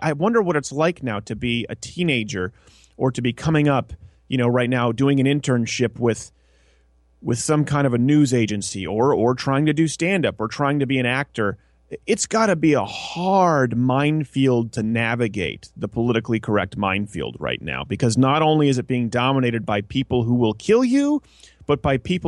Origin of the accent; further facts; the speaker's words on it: Canada; moved away; I come from Canada